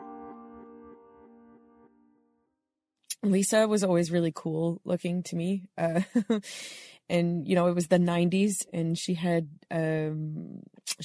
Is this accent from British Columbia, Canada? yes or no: yes; Nanaimo, British Columbia, Canada; moved away as an adult; now in Corner Brook, Canada; I am originally from Nanaimo, BC, Canada, on Vancouver Island, where I was born and raised.